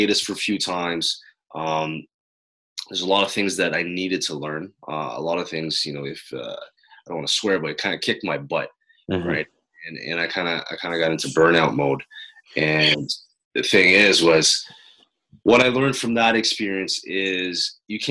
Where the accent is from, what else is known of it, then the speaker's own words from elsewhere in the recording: Quebec, Canada; I was born here in Canada, right, on the French side